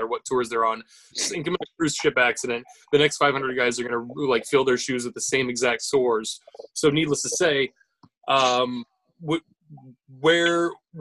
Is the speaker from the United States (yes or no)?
yes; United States; I'm American, so I only sound one way